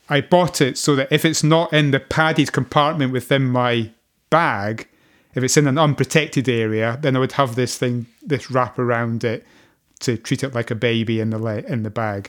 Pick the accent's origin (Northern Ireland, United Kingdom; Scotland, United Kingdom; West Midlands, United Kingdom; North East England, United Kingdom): Scotland, United Kingdom; being a Scotsman